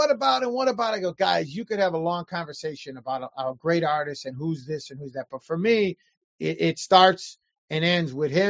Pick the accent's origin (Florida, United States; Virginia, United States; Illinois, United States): Illinois, United States; Chicago; Chicago, North Chicago, Side. Chicago. Straight up. Chicago, always, yeah. Yeah, always born and raised. Yeah, still here now.